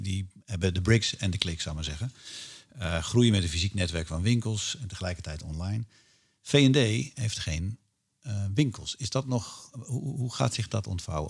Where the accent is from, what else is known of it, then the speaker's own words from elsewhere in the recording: Netherlands; als Nederlander